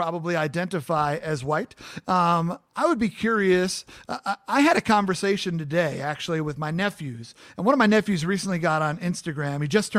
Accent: Long Island, New York, United States; moved away as an adult; I'm born and raised in Long Island, New York.

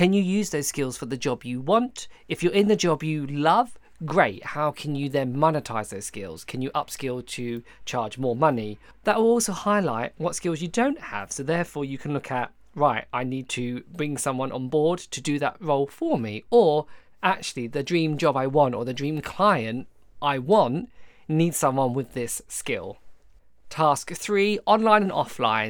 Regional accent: Essex, East of England, United Kingdom; I'm originally from Essex

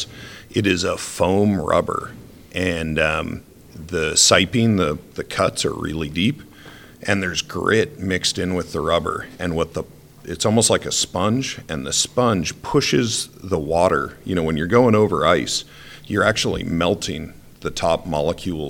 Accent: Rhode Island, United States; moved away as an adult; now in Idaho, United States; I grew up in Rhode Island with tons of ice

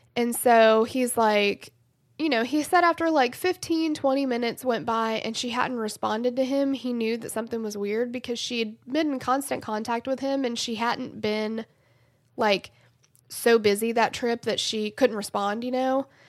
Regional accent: the South, United States; I'm from the South

